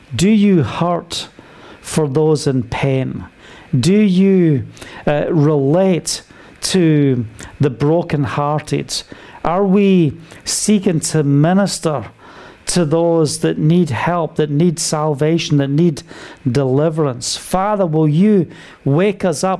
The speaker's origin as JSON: {"language": "English", "country": "United Kingdom", "said": "being British"}